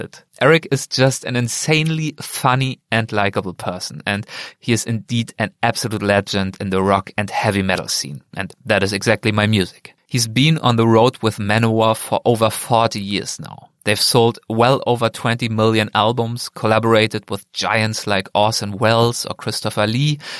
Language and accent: English; Germany; moved away as an adult; now in Philadelphia, United States; my home country of Germany